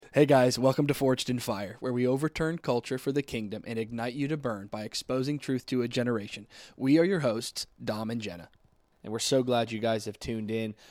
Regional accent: South Florida, United States; I'm originally from South Florida. Um, grew up in the church all my life

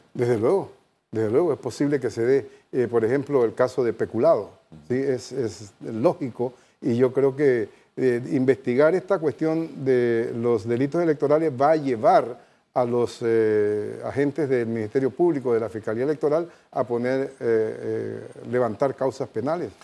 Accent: Panama; como panameños

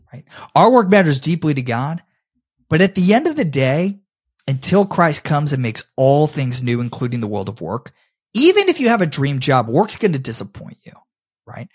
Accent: Tampa, Florida, United States; I love my hometown of Tampa, Florida

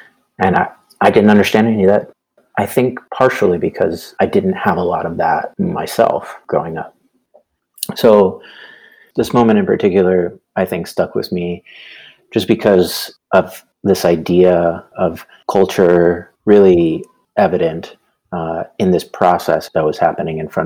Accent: San Antonio, Texas, United States; I grew up in San Antonio, Texas, so we could be close to family

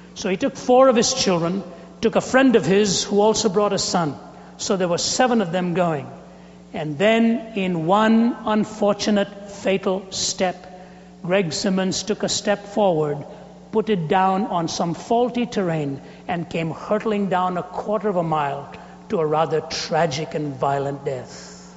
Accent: India; moved away; I was raised in India with cricket.

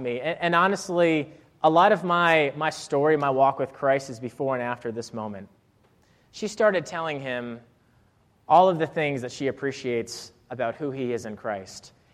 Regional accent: Rhode Island, United States; moved away as an adult; also born or lived in Clemson, South Carolina; I was from Rhode Island. I'd never seen camo gear

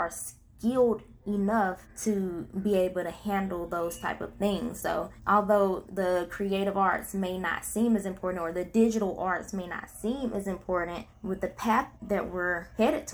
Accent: Princeville, North Carolina, United States; now in Tarboro, United States; I had just recently moved back to my hometown, which is Princeville, North Carolina

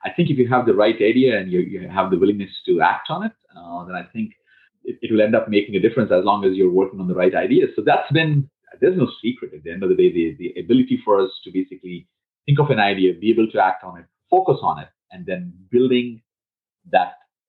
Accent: India; moved away as an adult; I came from India, from a middle-class family

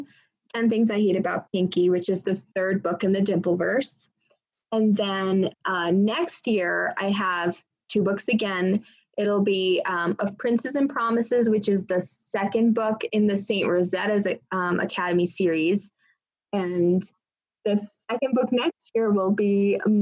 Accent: India; Indian kids, so I took like years and years and years of dance

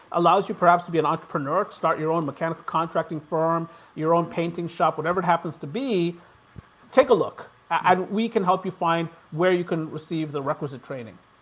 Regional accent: Maryland, United States; I'm from Maryland

